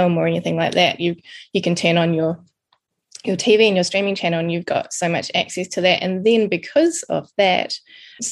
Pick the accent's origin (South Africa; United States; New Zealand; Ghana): New Zealand; moved away as an adult; also born or lived in Wellington; now in London, United Kingdom; I'm a Kiwi from New Zealand, living in London with my son and husband